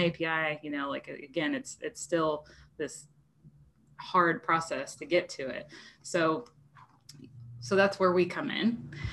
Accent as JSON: {"language": "English", "region": "New Jersey", "country": "United States", "moved": "as an adult", "lives_now": "Arkansas, United States", "said": "I was from South Jersey"}